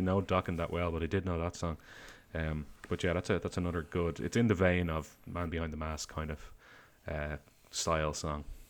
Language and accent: English; Ireland; I say film rather than movie, sorry, I'm Irish